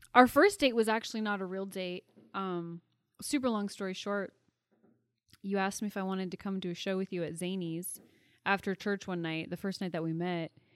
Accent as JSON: {"language": "English", "town": "Puyallup", "region": "Washington", "country": "United States", "tie": "born or raised there", "said": "I came from the town of Puyallup, Washington"}